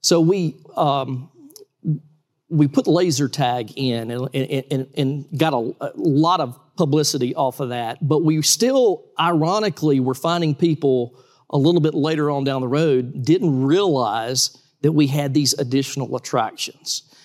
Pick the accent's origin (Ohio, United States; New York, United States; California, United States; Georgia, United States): Georgia, United States; Valdosta; I'm from Valdosta, Georgia